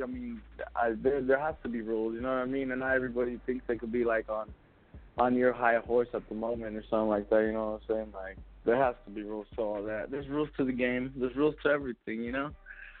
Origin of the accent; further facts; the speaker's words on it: West Coast, United States; Even though I'm from the West Coast, man, I don't give a fuck what anybody says.